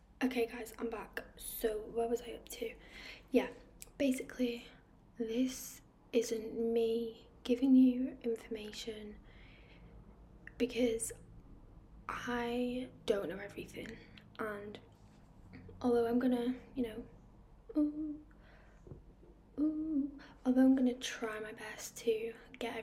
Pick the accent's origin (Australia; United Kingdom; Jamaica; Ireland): United Kingdom; also born or lived in Manchester; So I am from the United Kingdom. I live in Manchester, which is in the northwest.